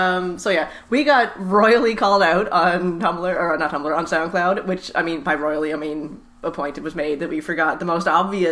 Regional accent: Nova Scotia, Canada; now in British Columbia, Canada; I am from Nova Scotia, so I'm very happy to have beer from home.

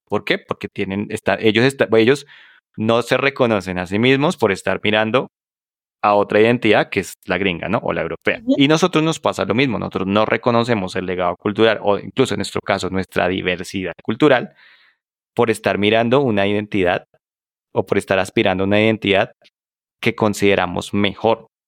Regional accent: Colombia; yo soy el latino que acaba de llegar con una maleta de Colombia

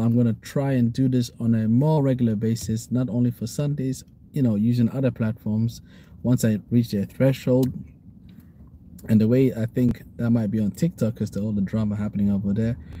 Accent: Somaliland, Somalia

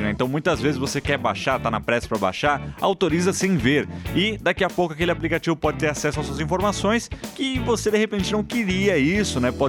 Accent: Machado, Minas Gerais, Brazil; Não, eu sou de Machado.

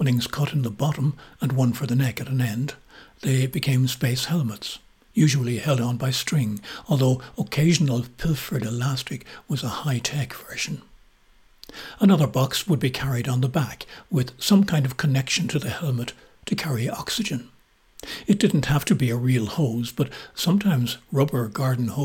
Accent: Kilcullen, County Kildare, Ireland; us youngsters growing up in Kilcullen in the early 1950s

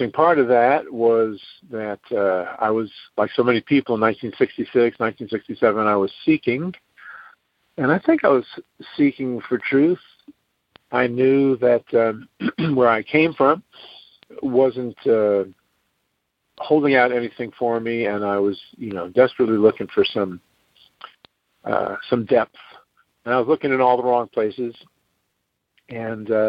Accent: New York City, New York, United States; I grew up in New York City

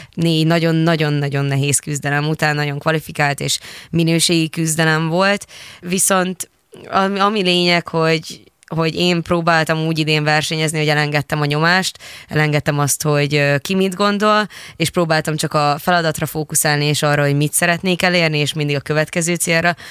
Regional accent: Hungary; kettő magyarként

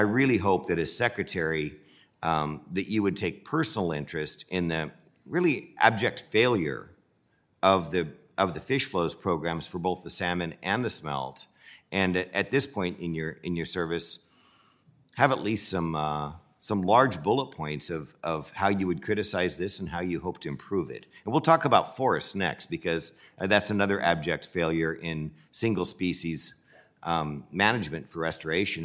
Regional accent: Central Valley, California, United States; I'm from California. It's no secret I'm from the Central Valley

